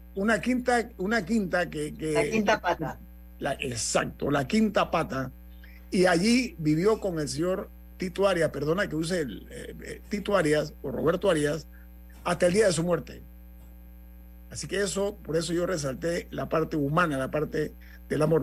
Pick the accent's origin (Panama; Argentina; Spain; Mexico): Panama